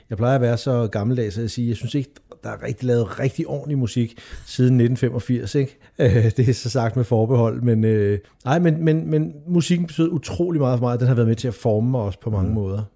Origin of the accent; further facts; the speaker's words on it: Hvidovre, Capital Region of Denmark, Denmark; jeg voksede op i Hvidovre, lige syd for København